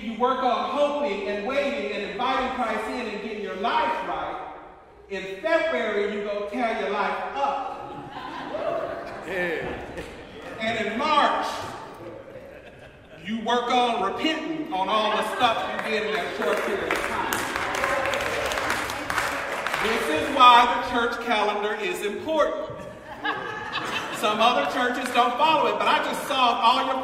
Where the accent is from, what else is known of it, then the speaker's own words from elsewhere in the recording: the South, United States; moved away; I'm from the South